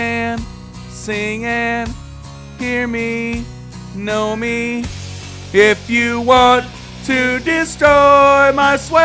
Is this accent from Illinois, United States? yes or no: yes; Chicago, Illinois, United States; I grew up in Chicago